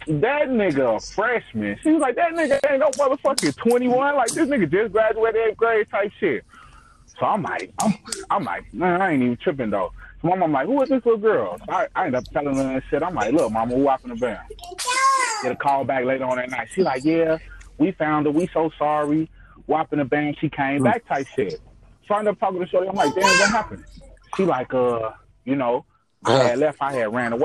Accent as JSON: {"language": "English", "town": "Chicago", "region": "Illinois", "country": "United States", "said": "I'm from Chicago"}